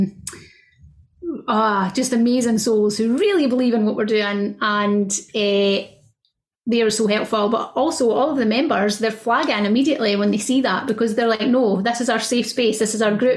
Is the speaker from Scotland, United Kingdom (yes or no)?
yes; Scotland, United Kingdom; I'm Scottish